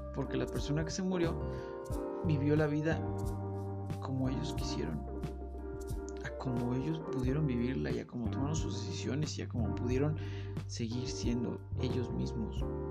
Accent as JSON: {"language": "Spanish", "country": "Mexico", "said": "como mexicano"}